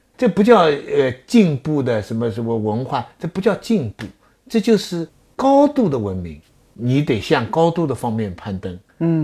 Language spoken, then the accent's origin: Chinese; China; 咱中国人